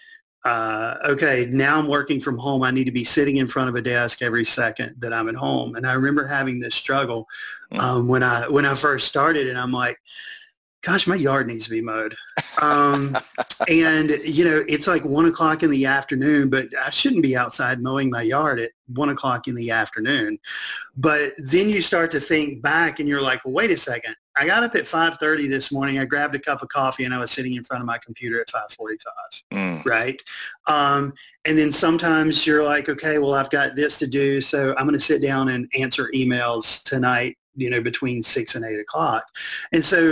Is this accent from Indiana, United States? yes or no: no; Burlington, North Carolina, United States; I grew up right outside of Burlington, kind of in between Greensboro and Raleigh